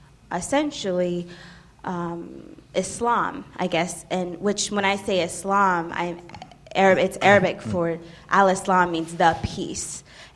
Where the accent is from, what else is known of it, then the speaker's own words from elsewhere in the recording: California, United States; now in Baltimore, United States; I am originally from California, but I've been in Baltimore for about 7 years.